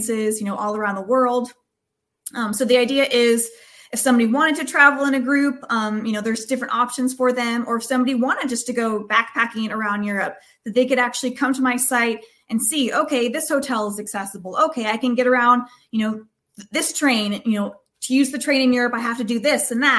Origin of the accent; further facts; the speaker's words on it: Bay Area, California, United States; in my hometown in the Bay Area